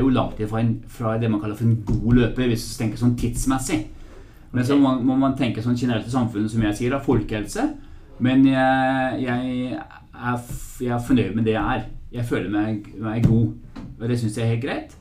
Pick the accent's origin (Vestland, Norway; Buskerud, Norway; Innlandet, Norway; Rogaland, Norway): Vestland, Norway; Bergen; accent: Bergensk; moved away; jeg skal prøve å snakke bergensk. For jeg er jo egentlig fra Bergen